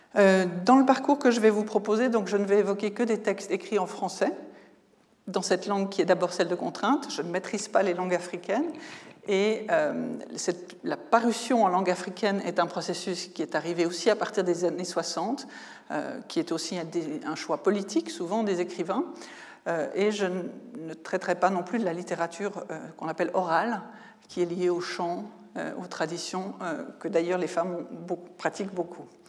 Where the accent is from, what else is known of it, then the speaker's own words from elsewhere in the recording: Switzerland; en tant que Suisse